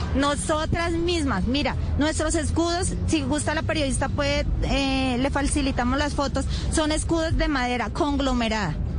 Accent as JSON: {"language": "Spanish", "country": "Colombia", "said": "nosotras somos colombianas"}